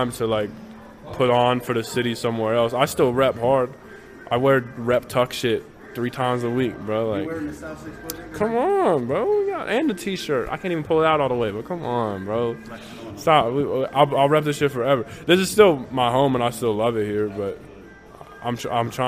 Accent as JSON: {"language": "English", "town": "Tucson", "region": "Arizona", "country": "United States", "tie": "born or raised there", "said": "I was born and raised in Tucson"}